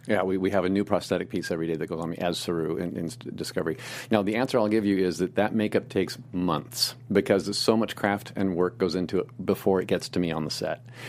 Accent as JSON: {"language": "English", "town": "Indianapolis", "region": "Indiana", "country": "United States", "tie": "born or raised there", "also_born_or_lived": "Muncie, Indiana / Hollywood", "moved": "as an adult", "said": "a boy growing up in the Midwest"}